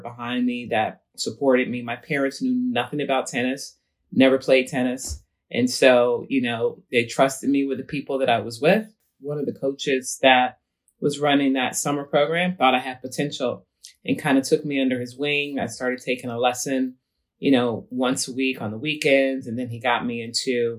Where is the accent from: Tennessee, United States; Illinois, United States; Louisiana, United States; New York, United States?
Illinois, United States; Chicago; I grew up on the west side of Chicago, in the hood